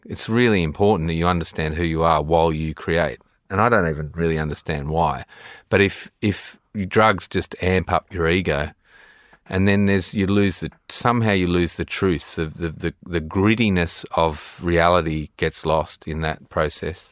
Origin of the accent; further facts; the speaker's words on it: Sydney, New South Wales, Australia; growing up in Australia